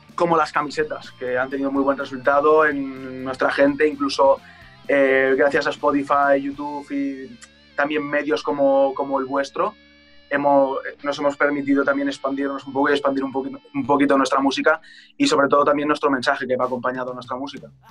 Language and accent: Spanish; Valencia, Valencian Community, Spain; el barrio donde, donde yo nací